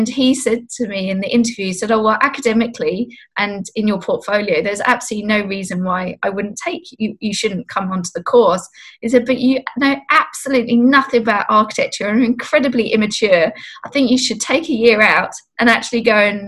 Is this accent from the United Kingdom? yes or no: yes; England, United Kingdom; now in Australia; I grew up in England